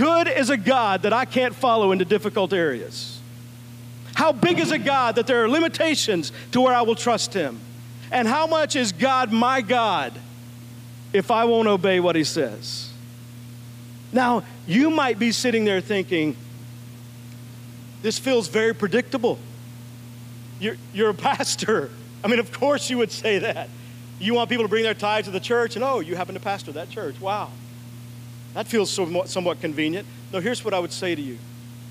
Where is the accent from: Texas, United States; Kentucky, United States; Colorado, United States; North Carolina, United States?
Texas, United States; I grew up in Texas